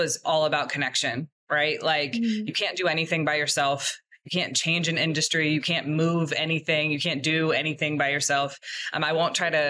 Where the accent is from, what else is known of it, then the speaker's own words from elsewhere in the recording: Ohio, United States; I'm a Midwest kid as well. I'm from Ohio